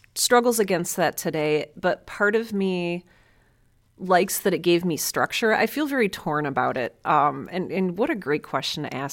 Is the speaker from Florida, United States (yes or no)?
no; Cleveland, Ohio, United States; I was born and raised in Cleveland, Ohio, one of the best cities on the planet